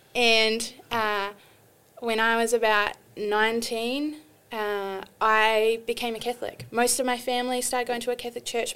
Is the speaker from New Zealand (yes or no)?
yes; New Zealand; moved away as an adult; also born or lived in Australia; now in United States; when I was 25, I moved from New Zealand to Australia